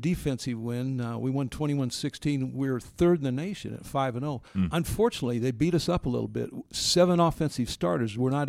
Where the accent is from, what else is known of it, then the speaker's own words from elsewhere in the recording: Boulder, Colorado, United States; also born or lived in Midland, Michigan; we moved to Boulder when I was 3 years old. So Boulder's really the town I know as my hometown.